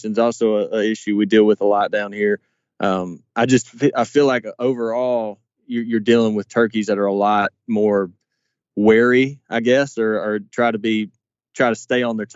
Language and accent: English; Mississippi, United States; my home state of Mississippi